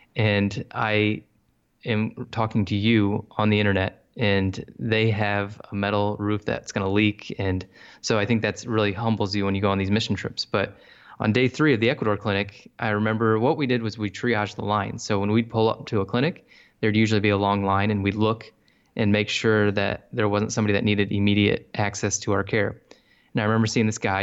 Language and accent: English; Bryan, Ohio, United States; moved away as an adult; also born or lived in Columbus, Ohio; now in South Carolina, United States; born and raised in Ohio. And I'm from a little town called Bryan, Ohio